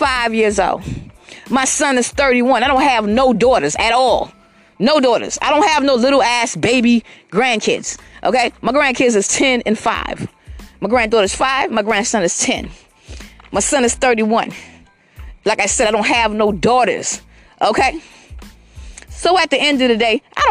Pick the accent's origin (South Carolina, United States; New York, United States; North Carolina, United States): South Carolina, United States; Georgetown; also born or lived in Columbia, South Carolina / Irmo, South Carolina; I was born in Georgetown, South Carolina